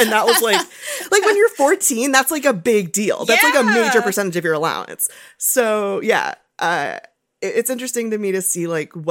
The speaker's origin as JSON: {"language": "English", "town": "Los Angeles", "region": "California", "country": "United States", "tie": "born or raised there", "said": "I'm from Los Angeles. I grew up here."}